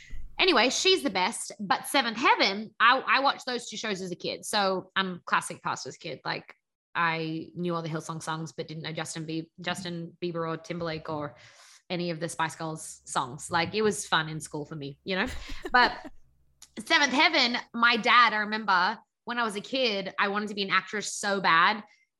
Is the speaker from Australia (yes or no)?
yes; Sydney, New South Wales, Australia; moved away as an adult; now in Los Angeles, United States; Yes, I moved from Sydney, and from a place called the Shire